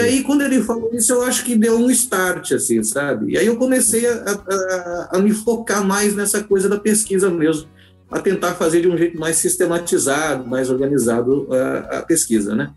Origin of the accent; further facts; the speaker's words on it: Santo André, São Paulo, Brazil; now in Rio Grande do Sul, Brazil; eu sou de Santo André, São Paulo